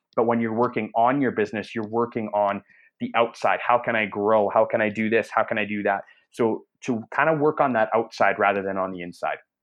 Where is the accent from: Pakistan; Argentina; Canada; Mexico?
Canada; I'm I'm Canadian, so I'm actually uh, north of the border.